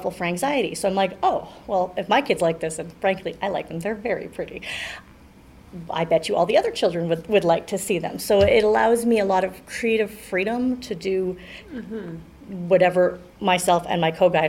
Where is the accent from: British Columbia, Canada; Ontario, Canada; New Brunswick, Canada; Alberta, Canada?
Alberta, Canada; Calgary; also born or lived in Haysboro; I grew up in Hillhurst